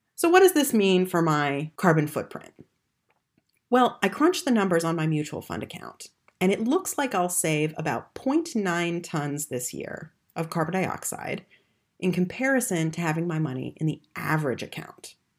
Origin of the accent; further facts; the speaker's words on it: United States; accent: American; moved away as an adult; now in Germany; As you can tell from my accent, I'm American